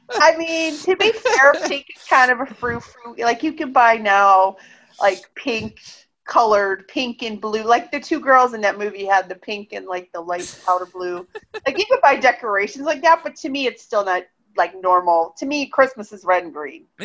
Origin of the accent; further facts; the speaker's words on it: Cleveland, Ohio, United States; moved away; I grew up in Cleveland.